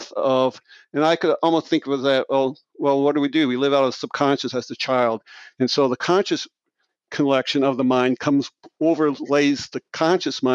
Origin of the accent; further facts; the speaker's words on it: Marshalltown, Iowa, United States; I'm from Marshalltown, Iowa, central Iowa, and grew up in a very small blue-collar town